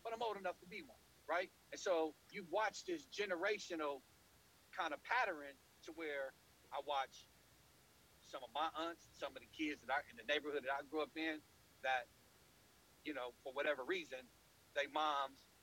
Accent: Oakland, California, United States; I grew up in West Oakland in the projects in the 1980s

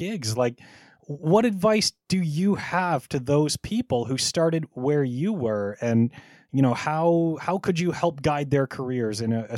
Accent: Thunder Bay, Ontario, Canada; I grew up in Thunder Bay, Ontario

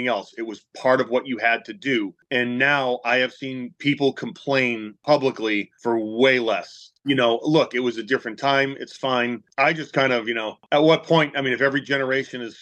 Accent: North Oxford, Massachusetts, United States; I grew up in North Oxford, which is a very small town south of Worcester

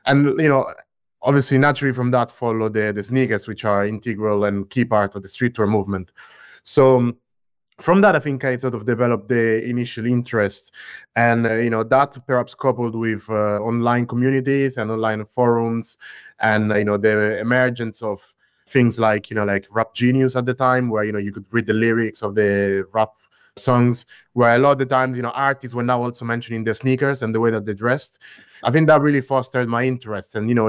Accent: Latina, Lazio, Italy; I grew up in Latina, which is a small city near Rome in central Italy.

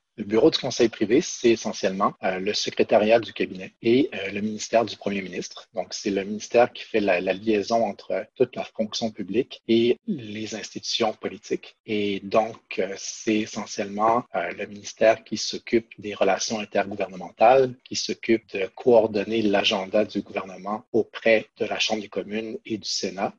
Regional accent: Quebec City, Quebec, Canada; moved away as an adult; now in Ottawa, Canada; j'ai grandi à Québec et puis je suis venu faire mes, mes études ici à Ottawa en 2000

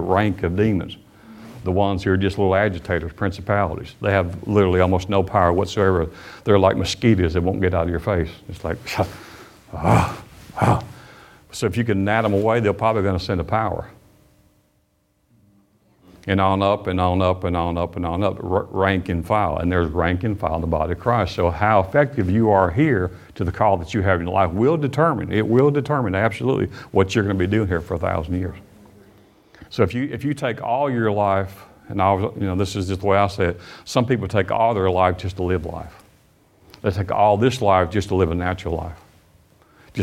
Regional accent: Alabama, United States; also born or lived in Michigan; I was not born in Alabama. I was born in Michigan, but I've lived most all of my life in Alabama

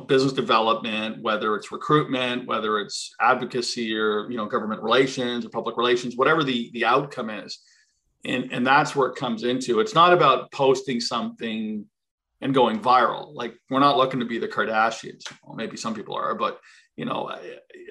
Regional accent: East Coast, Canada; moved away; We're from the East Coast

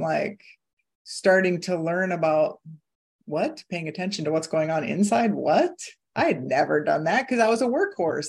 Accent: Iowa, United States; moved away; I was born and raised in Iowa, and I am back in Iowa right now

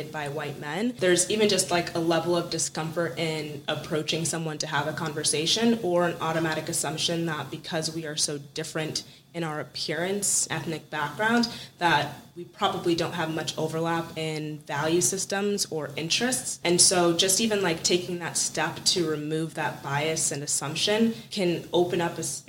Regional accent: Eastern Washington State, United States; moved away as an adult; also born or lived in New York; I grew up in Eastern Washington State

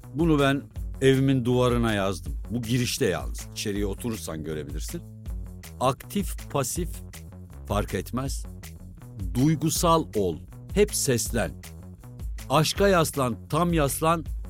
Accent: Kaman, Kırşehir Province, Turkey; Kamanlıyım biz. Aslan Kamanlıyız biz

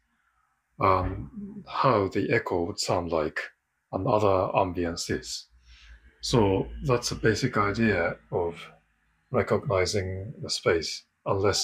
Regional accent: Japan; moved away as an adult; now in London, United Kingdom; I am from Japan originally, and I've been living in London for over 20 years now.

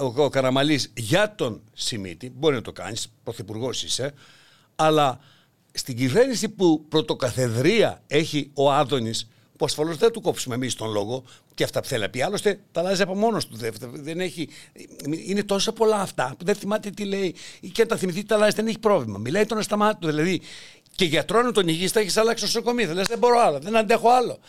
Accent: Greece; εμείς είμαστε Έλληνες

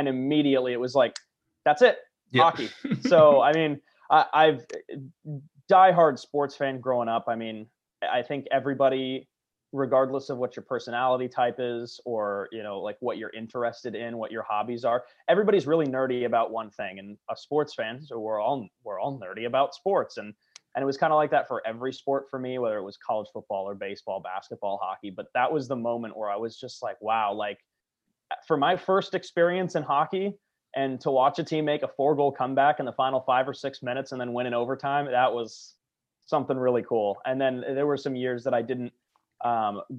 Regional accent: Southern California, United States; my hometown team

